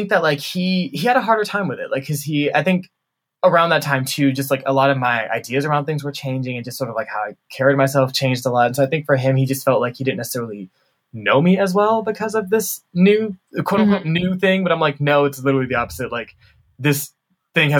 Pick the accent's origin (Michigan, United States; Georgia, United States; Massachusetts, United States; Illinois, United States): Georgia, United States; Atlanta; moved away as an adult; also born or lived in Chicago; now in Washington, D.C., United States; I grew up in Atlanta, but I went to school in Chicago